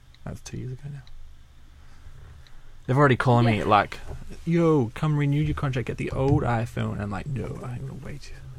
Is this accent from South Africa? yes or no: no; Perth, Western Australia, Australia; I already had my group of friends that I grew up in Leaderville